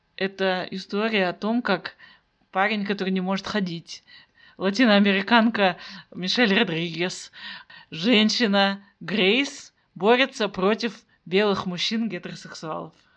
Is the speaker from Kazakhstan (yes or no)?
yes; Kazakhstan; also born or lived in Almaty; я казашка, я живу в Алматы